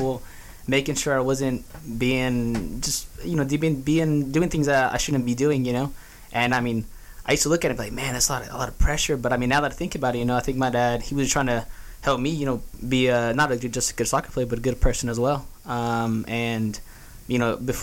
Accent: Houston, Texas, United States; I'm originally from Houston, Texas. I grew up here

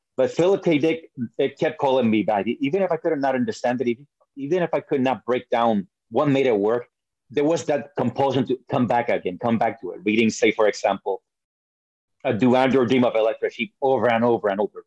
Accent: Puerto Rico; also born or lived in New York; I was born in New York. I was raised in Puerto Rico

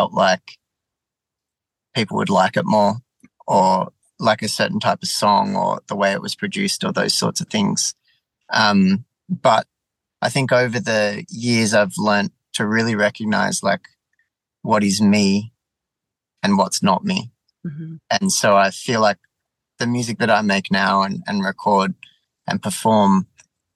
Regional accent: south coast of New South Wales, Australia; also born or lived in Melbourne, Victoria; I was born in Melbourne, but I grew up and based now on the south coast. So it's just at the bottom of New South Wales.

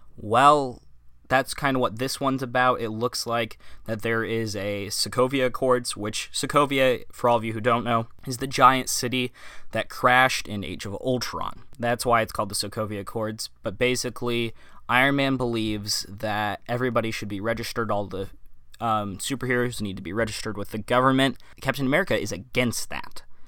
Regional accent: Midwest, United States; moved away as an adult; now in West Coast, United States; I grew up in the Midwest, and that's where I'm from. I lived there for the first eighteen years of my life

